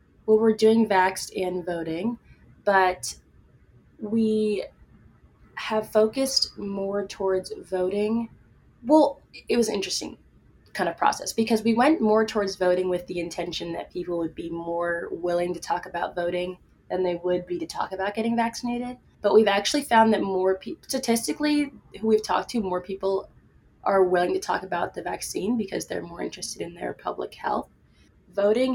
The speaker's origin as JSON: {"language": "English", "region": "East Coast", "country": "United States", "said": "I'm from the East Coast"}